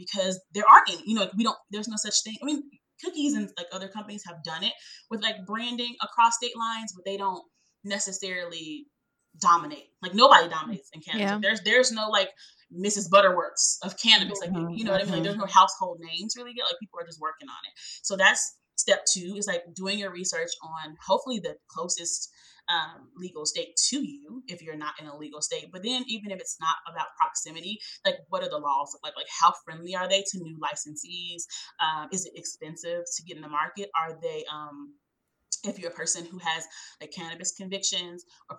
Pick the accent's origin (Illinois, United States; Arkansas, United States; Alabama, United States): Illinois, United States; Chicago; now in Georgia, United States; I was born and raised in Chicago